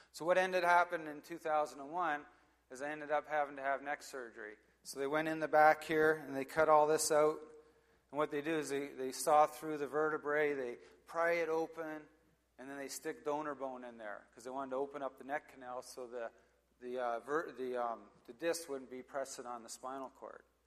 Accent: Hampton, Ontario, Canada; also born or lived in Oshawa, Ontario; so I was born in Oshawa, Ontario, and uh, lived here for a while. Then we moved to Hampton, and um, when I was a kid

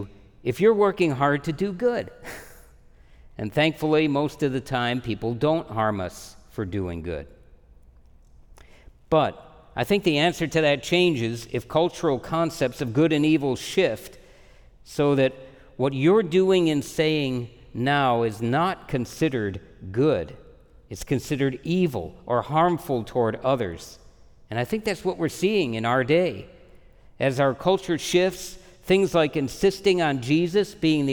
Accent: United States; I'm an American

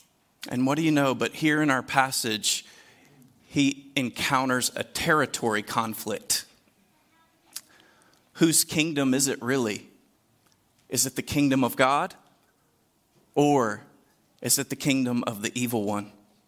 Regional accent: Deep South, United States; I grew up in the Deep South. I listened to enough country music growing up

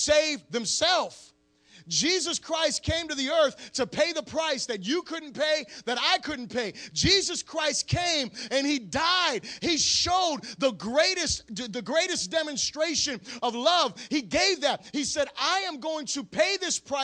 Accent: Florida, United States; I'm from Florida.

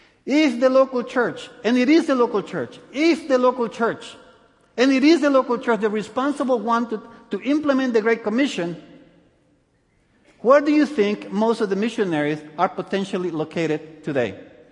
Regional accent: El Salvador; born there; also born or lived in many countries; Anyway, I was born in El Salvador. I lived in many countries.

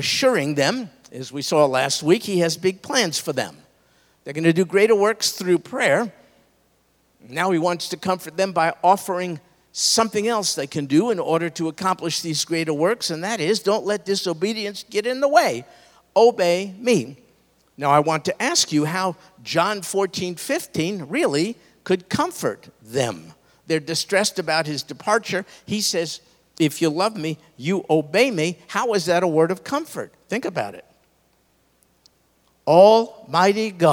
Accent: New York, United States; I grew up in New York

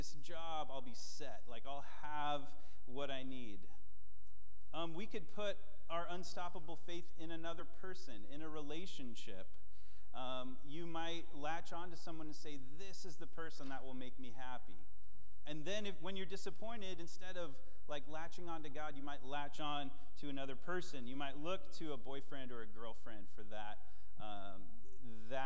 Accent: United States; also born or lived in Washington State; now in Washington, United States; I grew up in Washington County, I live in Washington State

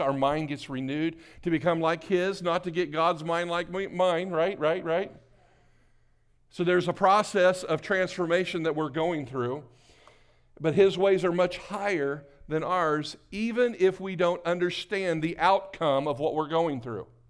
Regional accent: New Castle, Indiana, United States; I was born in Newcastle, Indiana

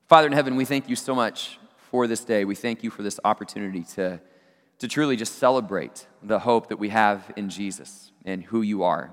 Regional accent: Abilene, Texas, United States; my hometown Abilene Christian University

